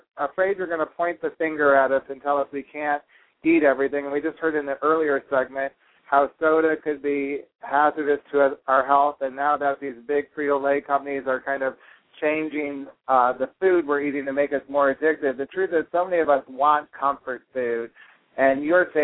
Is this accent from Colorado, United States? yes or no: no; Rochester, New York, United States; I grew up in Rochester, New York